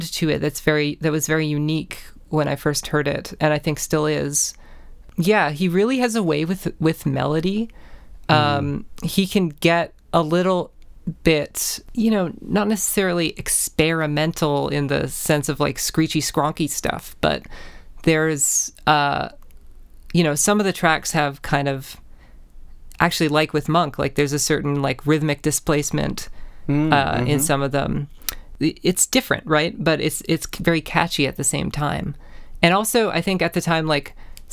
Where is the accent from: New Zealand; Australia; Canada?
Canada; being Canadian, you're growing up